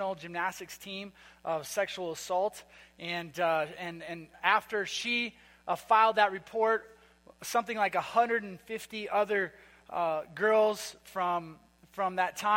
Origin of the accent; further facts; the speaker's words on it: Minnesota, United States; moved away; I'm from Minnesota